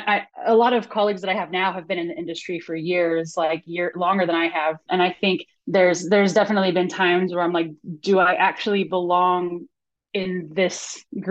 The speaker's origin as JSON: {"language": "English", "town": "San Dimas", "region": "California", "country": "United States", "tie": "born or raised there", "said": "I grew up in San Dimas, which is like a suburb of LA."}